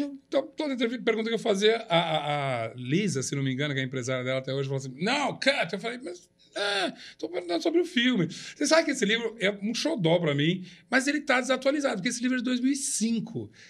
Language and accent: Portuguese; São Paulo, Brazil; also born or lived in Uberaba, Minas Gerais; eu já morava em São Paulo, sou mineiro de Beraba, mas eu já morava em São Paulo, cresci aqui